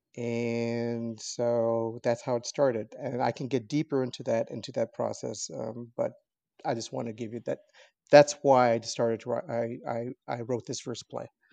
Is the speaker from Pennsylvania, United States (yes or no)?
no; Los Angeles, California, United States; I was born in, in downtown L A, and I have lived here my entire life